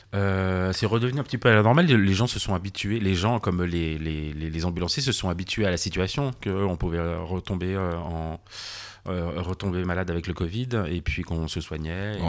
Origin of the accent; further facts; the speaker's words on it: near Annecy on the border, Auvergne-Rhône-Alpes, France; also born or lived in Geneva / Paris; je suis franco-suisse. Je suis né en France, j'ai grandi en France, mais depuis à la frontière, ah. vers Annecy et et pas très loin